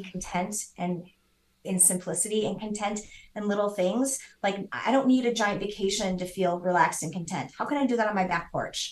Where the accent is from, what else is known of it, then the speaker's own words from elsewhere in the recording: Midwest, United States; I grew up in the Midwest